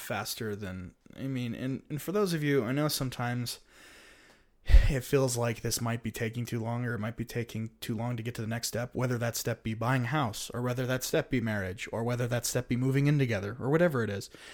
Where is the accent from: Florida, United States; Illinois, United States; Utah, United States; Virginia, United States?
Utah, United States; here in my hometown